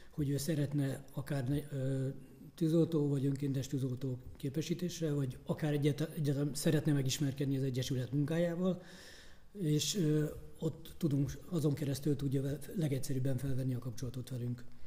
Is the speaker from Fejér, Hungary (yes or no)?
yes; Börgönd, Fejér, Hungary; én Börgöndi reptéren nőttem föl